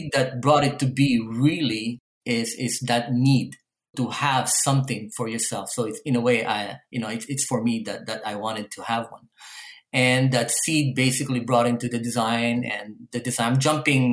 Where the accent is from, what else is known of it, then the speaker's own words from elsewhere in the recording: Manila, Metro Manila, Philippines; now in Canada; I grew up in Manila, Philippines.